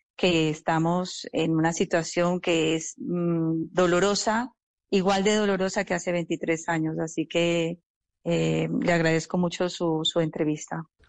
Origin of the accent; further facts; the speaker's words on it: Colombia; como colombianos